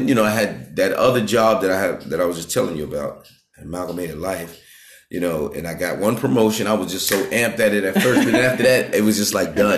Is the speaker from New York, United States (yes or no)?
yes; New York City, New York, United States; also born or lived in Bronx / Long Island; I'm from Brooklyn, Queens. I say Brooklyn, Queens, New York